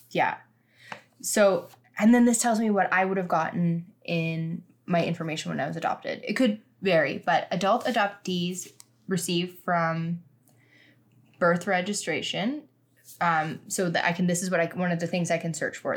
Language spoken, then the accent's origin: English; Regina, Saskatchewan, Canada; I was born in Regina